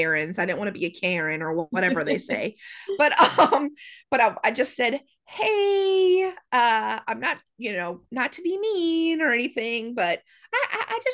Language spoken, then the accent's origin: English; the South, United States; I'm from the South